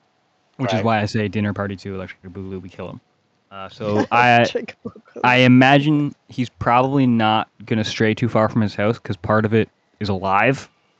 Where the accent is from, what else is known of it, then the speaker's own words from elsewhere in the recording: Florida, United States; now in Nova Scotia, Canada; I grew up in Florida.